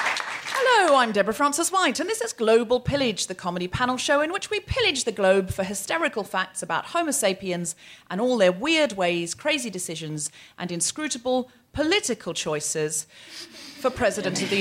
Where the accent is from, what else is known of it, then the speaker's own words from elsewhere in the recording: Australia; I am also an Australian